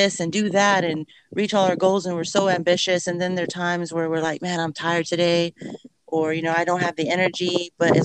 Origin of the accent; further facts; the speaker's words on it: Riviera, Texas, United States; now in Kingsville, United States; I grew up in Rivera, Texas